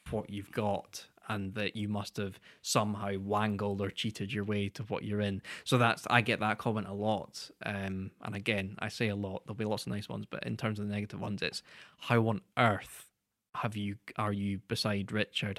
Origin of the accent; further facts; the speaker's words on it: United Kingdom; as British people